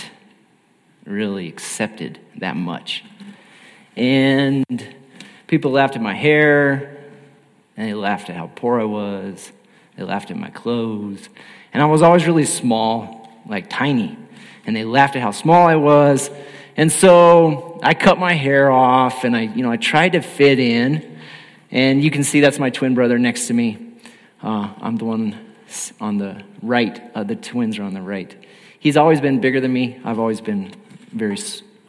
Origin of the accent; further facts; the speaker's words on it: Alamosa, Colorado, United States; now in El Paso, United States; I am from Alamosa, Colorado, and so that's down in the southern part of the state